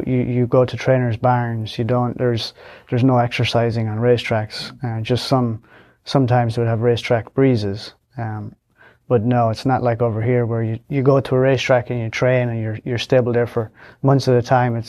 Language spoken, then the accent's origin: English; Leinster, Ireland; County Longford in Ireland.